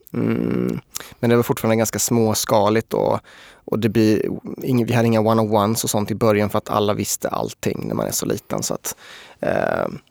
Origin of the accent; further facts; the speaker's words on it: Småland, Sweden; also born or lived in Linköping; now in Stockholm, Sweden; Jag är ju uppvuxen eh, nere i Småland